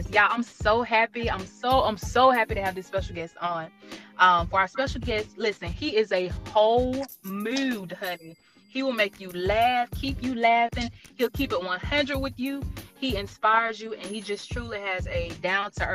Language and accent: English; Georgia, United States; I'm from Georgia